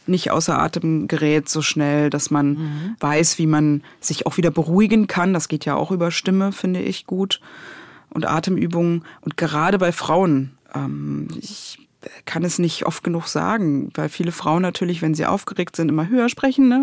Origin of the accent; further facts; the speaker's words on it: Berlin, Germany; also born or lived in Leipzig; ich komme ja aus Pankow und bis zu einem gewissen Alter bin ich auch nicht aus Pankow rausgekommen